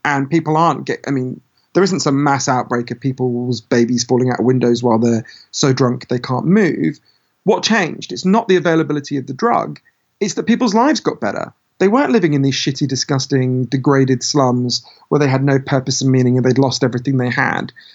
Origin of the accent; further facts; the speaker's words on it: United Kingdom; my home country, Britain